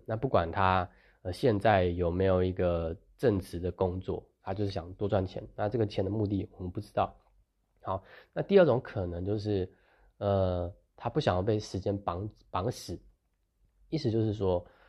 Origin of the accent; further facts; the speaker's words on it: Taiwan; 我们这个时，年代的人，就是从小生活在比较，大部分，我是说大部分，然后在台湾，就是生活在比较，呃，优渥的环境